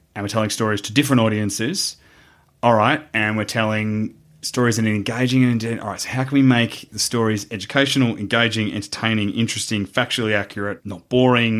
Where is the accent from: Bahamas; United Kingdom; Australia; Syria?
Australia; as an Australian